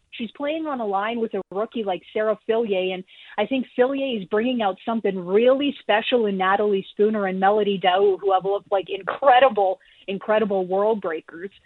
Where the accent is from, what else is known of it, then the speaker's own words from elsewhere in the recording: Canada; as a Canadian